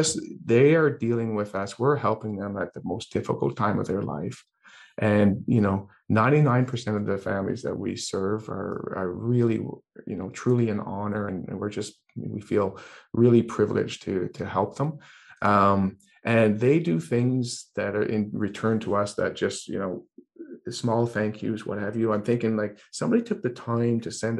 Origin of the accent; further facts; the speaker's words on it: Ireland; I'm Irish